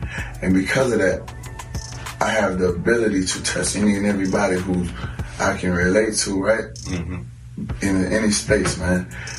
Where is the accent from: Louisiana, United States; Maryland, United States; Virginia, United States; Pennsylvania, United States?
Louisiana, United States; New Orleans; So I'm from New Orleans, you heard me.